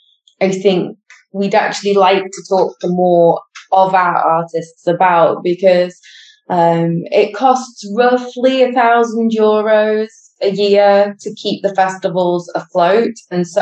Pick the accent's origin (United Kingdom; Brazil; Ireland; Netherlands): United Kingdom; now in Spain; we are British citizens, but living in Spain